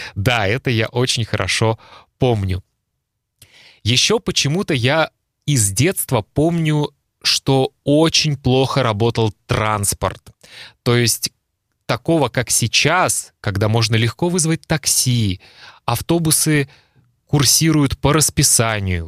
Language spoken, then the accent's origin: Russian; Kaliningrad, Kaliningrad Oblast, Russia; Я родился в Калининграде и жил в Калининграде